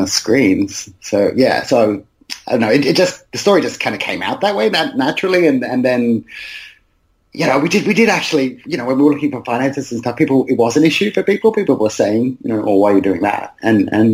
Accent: Brisbane, Queensland, Australia; I grew up in West End in Brisbane, which is a densely migrant area.

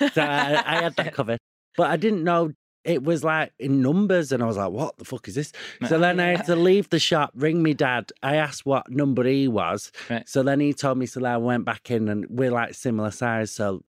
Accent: United Kingdom; now in London, United Kingdom; Ooh, I've moved down south.

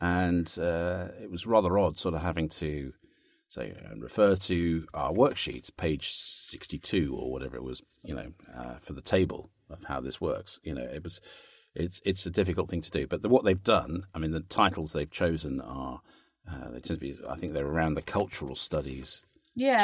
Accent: Cambridge, East of England, United Kingdom; Cambridge United, which was one of my teams, my hometown team

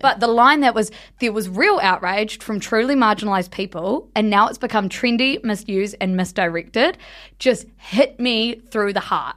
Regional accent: South Island, New Zealand; we grew up in the South Island

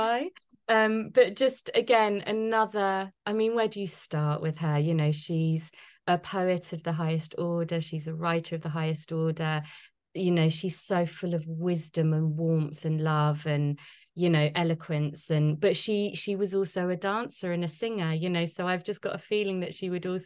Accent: London, United Kingdom; I'm a Londoner born and bred

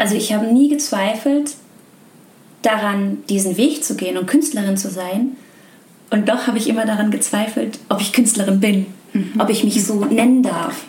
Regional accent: Hamburg, Germany; ich bin eine gebürtige Hamburgerin

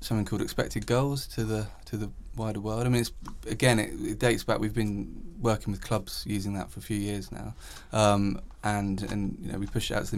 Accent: England, United Kingdom; being English and of a certain age

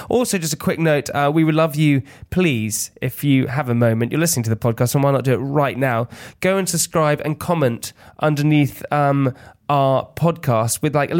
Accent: South Africa; I was like, yeah, I am from South Africa.

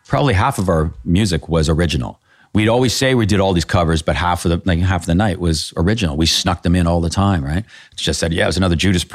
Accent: Canada; So that's because being Canadian.

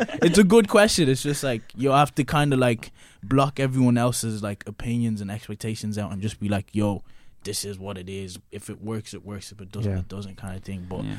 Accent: Ireland; Like, LA was so big, bro. Like, it was just like, yo, I came from Ireland and I'm in LA, and it's just like everything is huge.

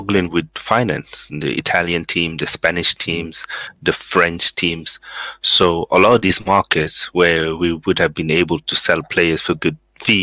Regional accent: Sweden; now in Coventry, United Kingdom; I was actually born in Sweden

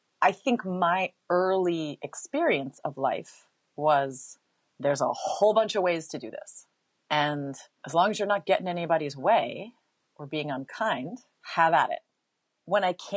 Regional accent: Hawaii, United States; I grew up in Hawaii.

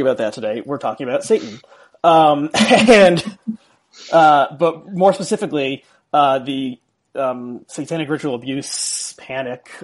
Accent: South Orange, New Jersey, United States; I grew up in South Orange, New Jersey

